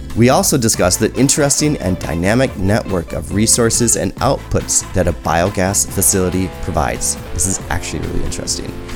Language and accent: English; United States; moved away as an adult; you're American and I'm American.